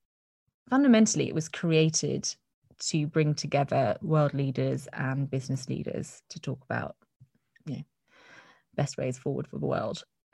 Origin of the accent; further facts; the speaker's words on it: Netherlands; now in United Kingdom; because I grew up in Holland, and, you know, don't have my childhood friends or uni friends to fall back on.